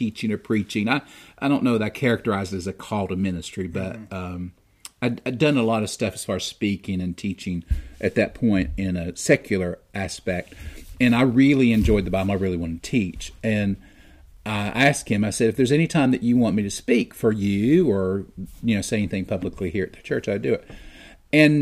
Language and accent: English; United States; I'm an American